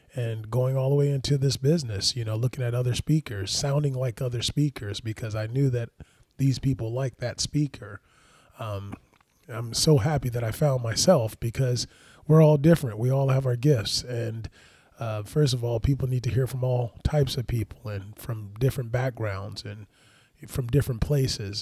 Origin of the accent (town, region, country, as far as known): Los Angeles, California, United States; born or raised there